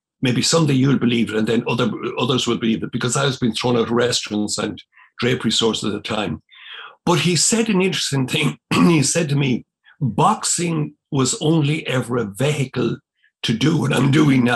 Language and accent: English; County Cavan, Ulster, Ireland; where I grew up in Dungimon, it was in County Cavan